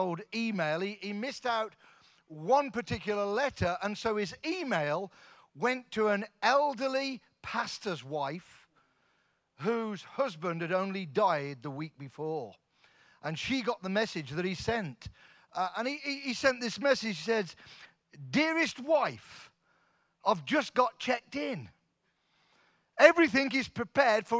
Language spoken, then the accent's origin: English; Coventry, West Midlands, United Kingdom; moved away; We're both from Coventry, both born in Coventry, Coventry kids.